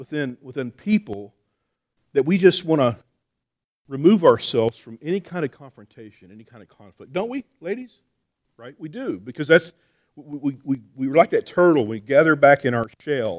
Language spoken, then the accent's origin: English; New Mexico, United States; I'm from New Mexico